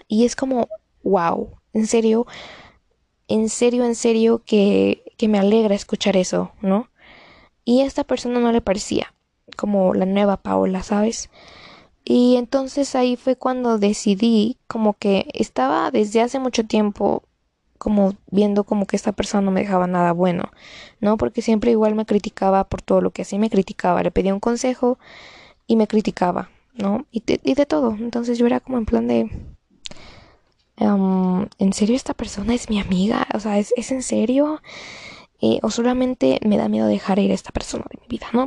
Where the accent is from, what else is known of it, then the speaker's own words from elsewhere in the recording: Mexico; yo soy mexicana